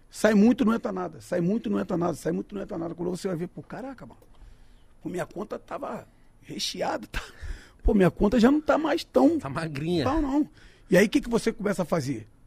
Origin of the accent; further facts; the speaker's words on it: Duque de Caxias, Rio de Janeiro, Brazil; now in Rio de Janeiro, Brazil; eu sou nascido e criado em Duque de Caxias. Lá no, lá no São Jorge. Então eu tenho amigos lá até hoje. Mas eu moro em Bangu